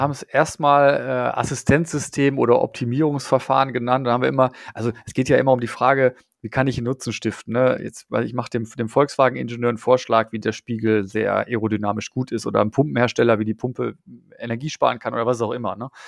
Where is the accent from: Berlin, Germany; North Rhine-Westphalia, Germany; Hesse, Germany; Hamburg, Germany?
North Rhine-Westphalia, Germany; Dortmund; ich komme ja aus Dortmund